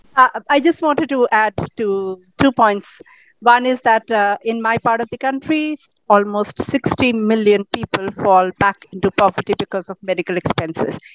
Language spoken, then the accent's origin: English; Odisha, India; my hometown where i am here right now in orissa